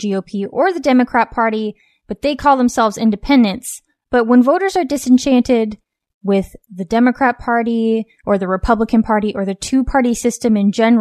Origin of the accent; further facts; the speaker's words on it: West Coast, United States; a mother, author, and cultural commentator born and raised on the West Coast.